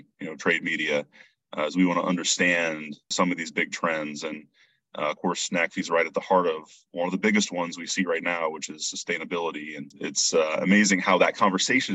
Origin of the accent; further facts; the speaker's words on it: near Lima, Northwest Ohio, United States; I grew up in Northwest Ohio, family farm, not terribly far from the Indiana line, near Lima.